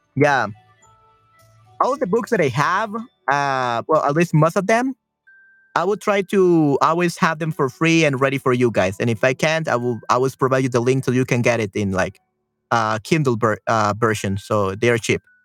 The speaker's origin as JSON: {"language": "English", "country": "El Salvador", "said": "Uh, soy de El Salvador. I'm from El Salvador."}